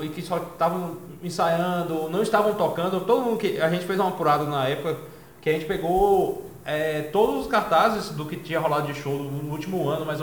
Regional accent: Salvador, Bahia, Brazil; eu sou de Salvador, tem um fanzine aqui

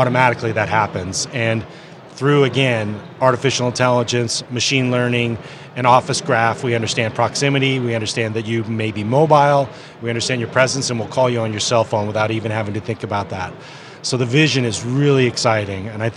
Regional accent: San Francisco Bay Area, California, United States; I'm from the San Francisco Bay Area

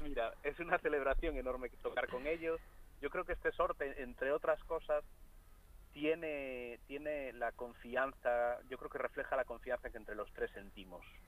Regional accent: Galicia, Spain; first language Galician; Spanish is a second language; música de Galicia, que es de donde yo soy.

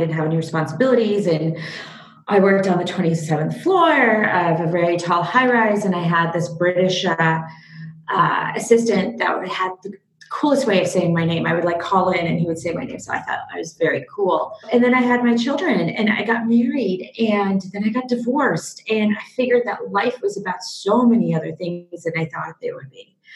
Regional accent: Seattle, Washington, United States; also born or lived in Kyiv, Ukraine; I was born in Kiev in the former Soviet Union in the Ukraine and moved over to America when I was about 6 years old with my parents. Grew up in Seattle

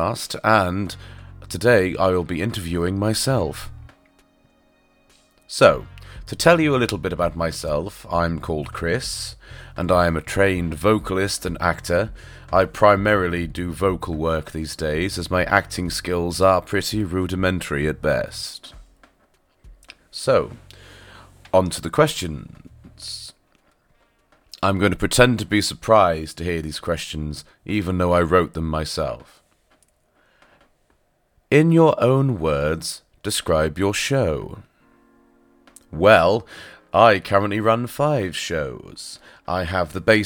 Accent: Norfolk, East of England, United Kingdom; accent: touch of farmer; This was back in Norfolk, by the way, hence the touch of farmer in my accent

